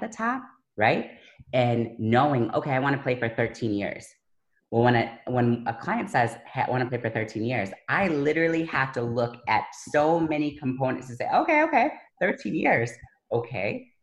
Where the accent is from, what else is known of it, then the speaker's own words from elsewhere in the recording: Buffalo, New York, United States; I'm from Buffalo